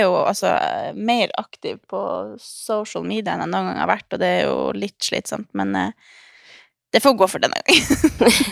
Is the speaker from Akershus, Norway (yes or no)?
no; Harstad, Troms, Norway; now in Oslo, Norway; så drar jeg hjem til Harstad